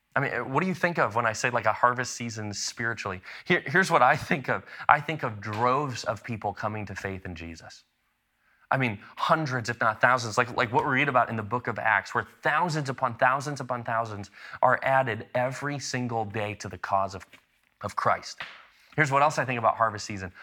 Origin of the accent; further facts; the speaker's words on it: Chicago, Illinois, United States; also born or lived in Lexington, Illinois; I spent a, a decent chunk of my childhood growing up in the Chicago suburbs, but even before I lived in Chicago, I actually lived in a tiny little town in central Illinois called Lexington